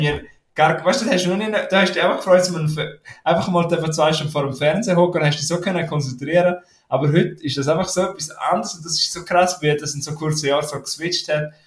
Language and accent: German; Graubünden, Switzerland; ich bin ein Bündner, aber ich kann leider kein retro romanisch